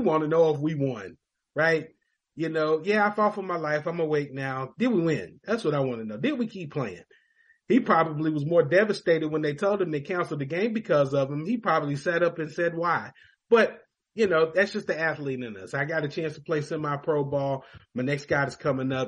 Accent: Louisville, Kentucky, United States; I grew up in Louisville, Kentucky

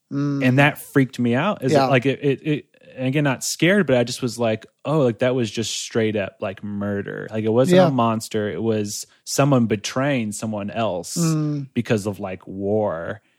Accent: Shell, Pastaza, Ecuador; while I was in Ecuador, we were in my hometown shell. I think we were visiting at that point

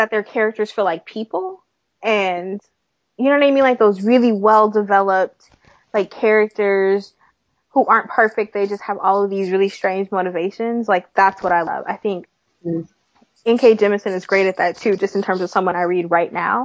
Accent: California, United States; now in Midwest, United States; California, originally

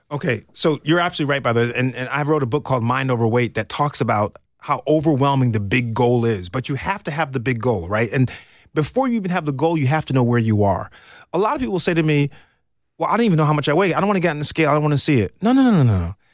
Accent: New York, United States; moved away; I'm from New York

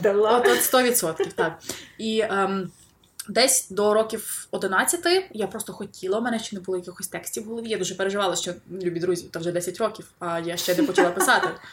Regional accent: Lviv, Lviv Oblast, Ukraine; я львів'янка

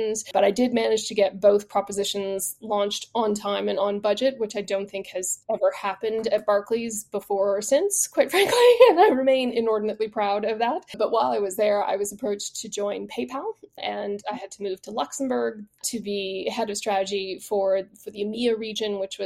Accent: Canada; moved away as an adult; also born or lived in Quebec; now in United Kingdom; I'm not British by birth, though I've lived here now for 22 years. I am Canadian by origin

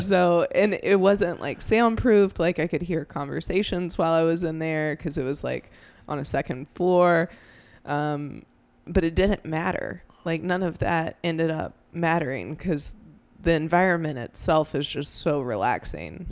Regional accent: Greenville, South Carolina, United States; I spent, you know, my whole childhood growing up in Greenville

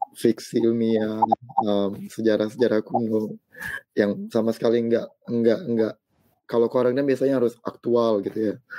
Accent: South Sumatra, Indonesia; saya juga lahir di kota, di kota kecil di Sumatera Selatan

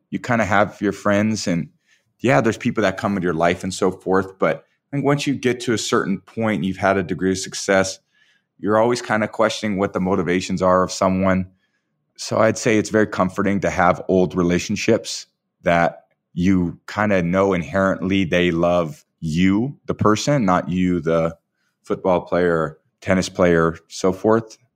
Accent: San Mateo, California, United States; I still feel like I'm a kid from San Mateo, California, you know? Grew up on Portola Drive

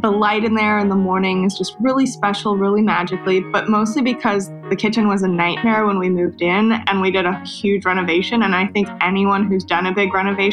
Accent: Toronto, Ontario, Canada; moved away as an adult; also born or lived in Davis, California, United States; now in Los Angeles, United States; I grew up in Canada

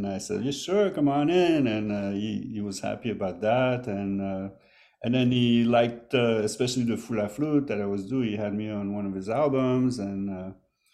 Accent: Quebec, Canada; moved away as an adult; also born or lived in Montreal; now in New York, United States; I grew up in Quebec

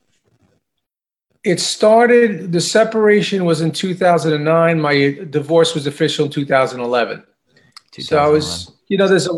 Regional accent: Long Island, New York, United States; I'm from Long Island. I'm Long Island native.

